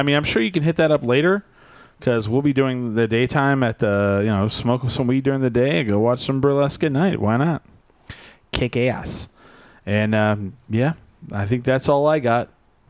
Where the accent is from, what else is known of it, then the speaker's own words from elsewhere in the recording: Albuquerque, New Mexico, United States; I'm from Albuquerque.